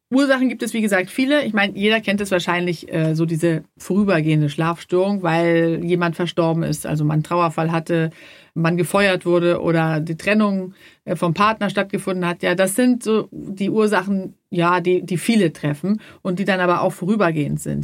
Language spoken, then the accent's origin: German; Sweden; moved away; ich komme ja auch aus Schweden